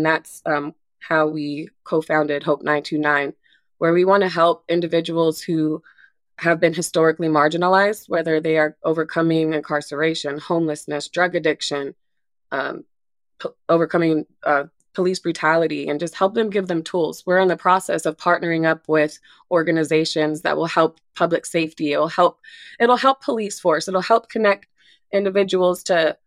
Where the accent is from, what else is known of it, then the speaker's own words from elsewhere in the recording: Anchorage, Alaska, United States; moved away as an adult; now in Harrison, United States; I was born and raised in Anchorage, Alaska